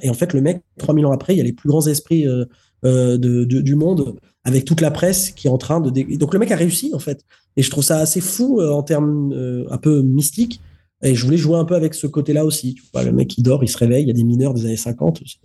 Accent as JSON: {"language": "French", "country": "France", "said": "je suis français."}